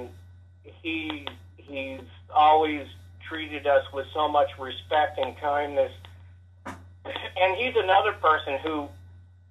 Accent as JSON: {"language": "English", "town": "Kansas City", "region": "Missouri", "country": "United States", "tie": "born or raised there", "moved": "yes", "lives_now": "Los Angeles, United States", "said": "growing up in Kansas City"}